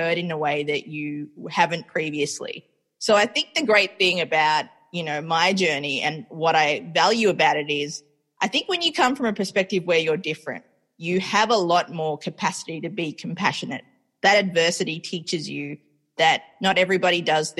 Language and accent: English; Melbourne, Victoria, Australia; also born or lived in Sri Lanka; now in New York, United States; I am raised in Australia, but I was born in Sri Lanka and I currently live in New York